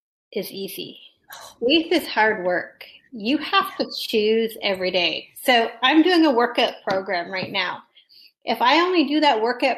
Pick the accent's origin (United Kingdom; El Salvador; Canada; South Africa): Canada; I'm Canadian